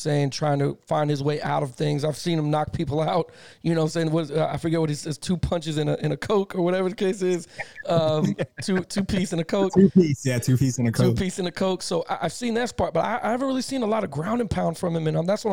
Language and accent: English; Miami, Florida, United States; I'm from Miami, Florida, born and raised